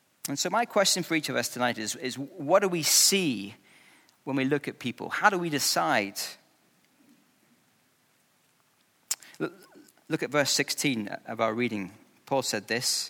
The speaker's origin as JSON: {"language": "English", "region": "Scotland", "country": "United Kingdom", "tie": "born or raised there", "said": "I grew up in Scotland"}